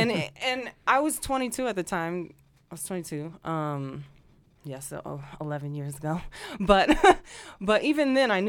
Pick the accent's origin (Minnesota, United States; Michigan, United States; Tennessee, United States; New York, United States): Michigan, United States; Detroit; moved away as an adult; also born or lived in Tucson, Arizona / Los Angeles, California; now in Las Vegas, United States; I moved here from L.A. I was living in L.A. after University of Arizona, but I grew up in Detroit. So I went from Detroit to University of Arizona, which was a total culture shock, but it was awesome. And then I went to L.A.